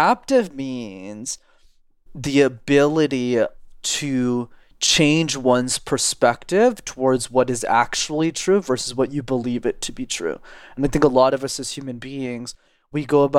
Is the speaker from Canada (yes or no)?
yes; Montreal, Quebec, Canada; I grew up in Montreal in Canada, which is a city where you need to know how to speak French. And I'm still based there and I live there.